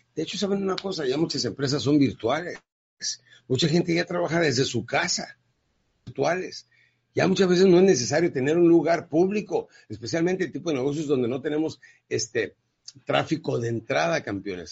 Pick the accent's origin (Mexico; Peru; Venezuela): Mexico; Ciudad Juárez, Chihuahua; Yo crecí en Ciudad Juárez, Chihuahua